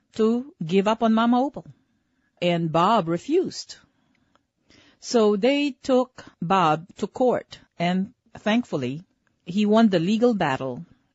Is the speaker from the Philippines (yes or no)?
yes; Philippines; moved away; I was born in the Philippines